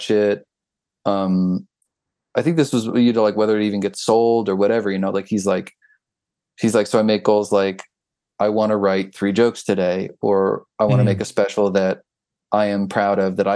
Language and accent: English; Philadelphia, Pennsylvania, United States; moved away as an adult; also born or lived in Queens, New York City; now in New York State, United States; we're from Philly. We lived in Philly for a long time.